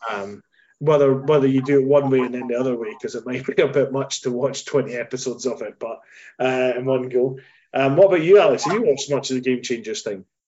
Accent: Scotland, United Kingdom; when I was growing up, I'm Scottish

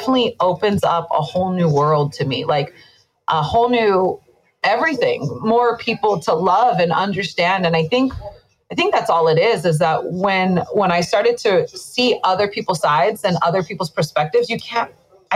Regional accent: Hawaii, United States; moved away as an adult; now in Las Vegas, United States; I'm definitely born and raised in Hawaii

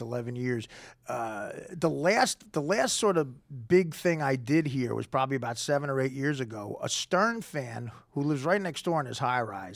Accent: New Jersey, United States; I'm Jersey, but I'm North Jersey. I grew up I live in Hoboken now

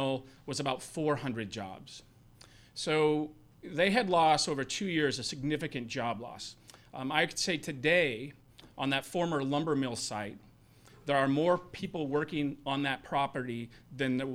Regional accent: Boise, Idaho, United States; moved away as an adult; also born or lived in Missoula, Montana; now in Erie, United States; I'm from Boise, Idaho, and that's where my family home is

